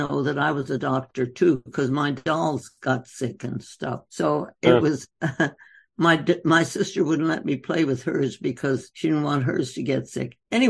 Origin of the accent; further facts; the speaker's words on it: North India, India; Well, you know, I was born and raised in India.